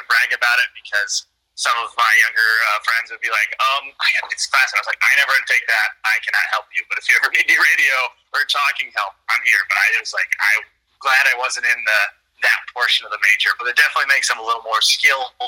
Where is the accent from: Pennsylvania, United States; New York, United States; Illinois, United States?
Illinois, United States; Oglesby; I'm an Illinois Valley native, born and raised in Oglesby, went to LP. Family still lives here